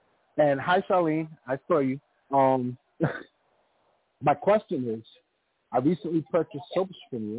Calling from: New York City, New York, United States; I'm calling from Rosedale, New York.

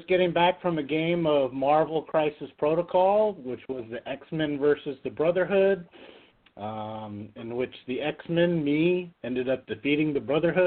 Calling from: Las Vegas, Nevada, United States; from Vegas.

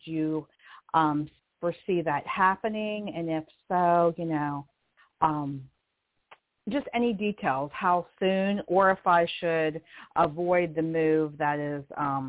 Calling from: Southwestern Pennsylvania, United States; I'm calling from Southwestern PA

